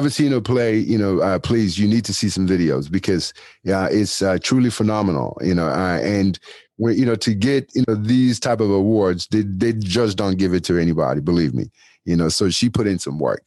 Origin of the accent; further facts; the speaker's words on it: Nigeria; I'm a Nigerian guy